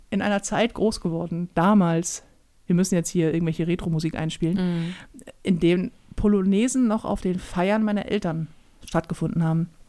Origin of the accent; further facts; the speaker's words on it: Northern Germany, Germany; Wir sind Norddeutsche